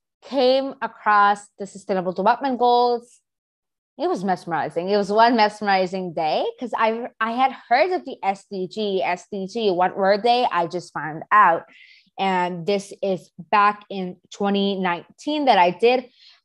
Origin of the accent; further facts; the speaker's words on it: Pakistan; I am 14. I move around the country, but let's just say I'm from Pakistan.